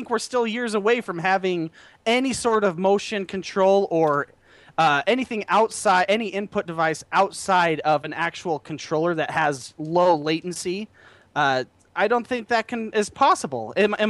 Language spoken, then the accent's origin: English; Utah, United States; I'm from Utah